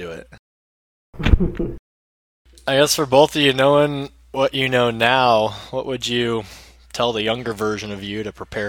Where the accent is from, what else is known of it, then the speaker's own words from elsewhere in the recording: Oregon, United States; I'm from Oregon, but my dad's from Jersey, and I got a lot of extended family there.